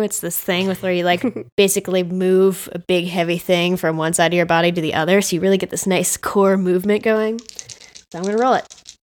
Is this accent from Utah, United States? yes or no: no; Chicago, Illinois, United States; I'm from Chicago. This car does handle well in the snow.